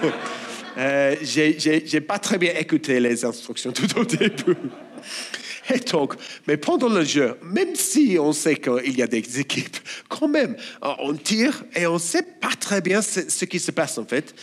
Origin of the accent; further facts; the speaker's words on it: Australia; French is a second language; moved away as an adult; Je suis australien, et si vous avez du mal à comprendre mon accent, bon, désolé, je n'ai pas d'autre